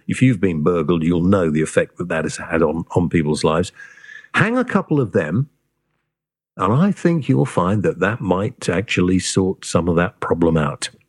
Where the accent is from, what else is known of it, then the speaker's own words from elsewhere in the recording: Wales, United Kingdom; I am Welsh and, uh, part of my family came from Prestatyn